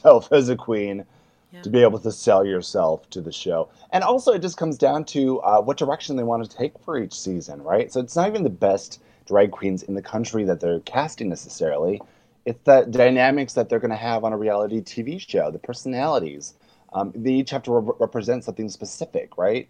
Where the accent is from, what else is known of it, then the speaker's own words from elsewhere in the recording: Canada; I'm Canadian